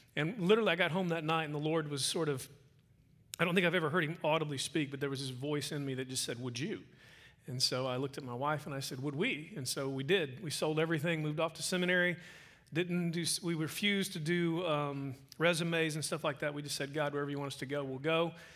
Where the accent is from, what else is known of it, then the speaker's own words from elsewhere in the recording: Oklahoma, United States; moved away as an adult; now in Midland, United States; I'm from Midland, Texas. Um, wasn't born and bred there. I was actually uh, raised in Oklahoma